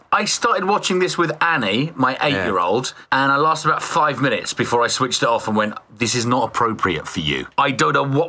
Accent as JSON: {"language": "English", "country": "Ireland", "tie": "born or raised there", "moved": "yes", "said": "I was born in Ireland"}